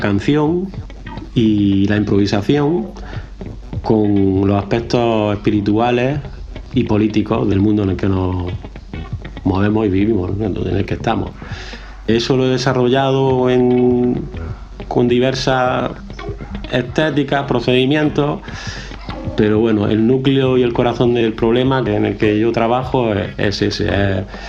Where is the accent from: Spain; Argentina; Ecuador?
Spain; Granada, Andalusia; nací en Granada, ciudad